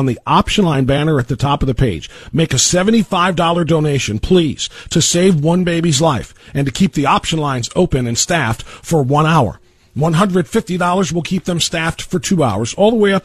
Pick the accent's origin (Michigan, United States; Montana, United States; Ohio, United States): Ohio, United States; Elyria; my town, my hometown of Elyria